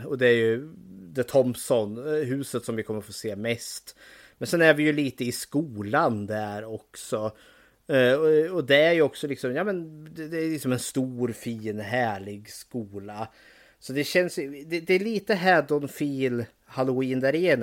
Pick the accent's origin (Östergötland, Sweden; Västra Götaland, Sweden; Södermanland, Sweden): Södermanland, Sweden; Eskilstuna; Och för det var ju precis där jag bodde, Borsökna som det heter. Där växte jag upp jättelugnt, skönt och trevligt